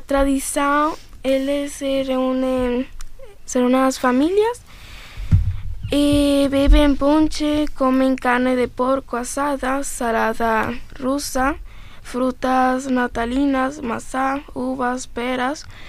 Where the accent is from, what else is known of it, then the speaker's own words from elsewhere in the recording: Venezuela; now in Braga, Portugal; eu sou venezuelana